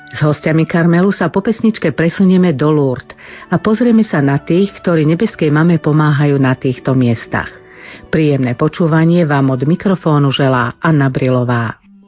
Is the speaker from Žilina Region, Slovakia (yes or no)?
no; Bratislava, Bratislava Region, Slovakia; Pochádzam z Bratislavy